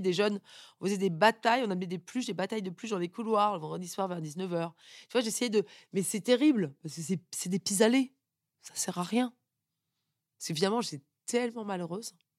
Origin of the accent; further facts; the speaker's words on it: Paris, Île-de-France, France; also born or lived in United States; je suis née à Paris, dans une famille euh, papa banquier, euh, maman qui travaille pas